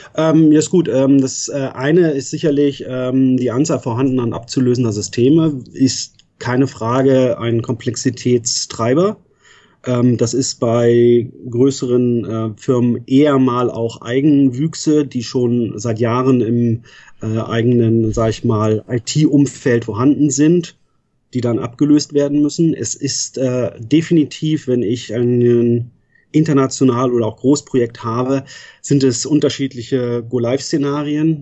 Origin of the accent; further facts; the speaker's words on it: Northern Germany, Germany; moved away as an adult; also born or lived in Frankfurt / Münster; Ich bin in Norddeutschland groß geworden